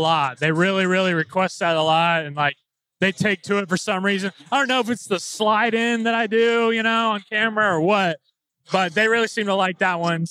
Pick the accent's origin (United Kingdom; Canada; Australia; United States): United States; Indiana; growing up in Indiana, especially as a Catholic school kid